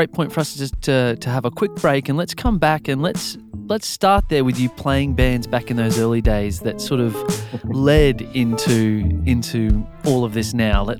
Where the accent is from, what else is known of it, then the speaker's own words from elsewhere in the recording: Australia; now in Brisbane, Australia; I'm Australian.